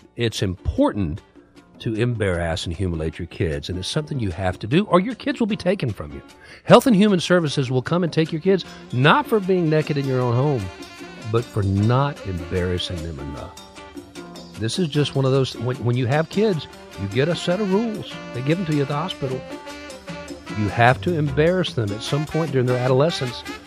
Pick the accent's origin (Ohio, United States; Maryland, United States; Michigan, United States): Ohio, United States; moved away; I was raised in Ohio